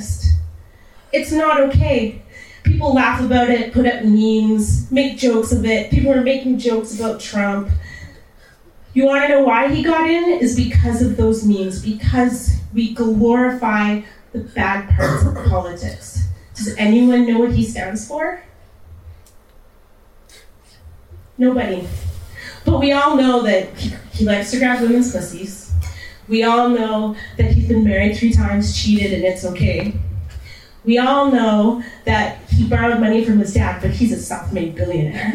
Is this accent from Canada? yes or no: yes; Canada; also born or lived in Texas; I grew up in Canada, I grew up in a white neighborhood